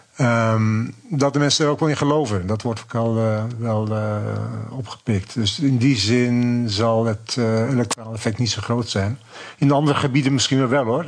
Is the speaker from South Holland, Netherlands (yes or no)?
no; Zaandam, North Holland, Netherlands; Ik kom zelf uit de Zaanstreek, uit Zandam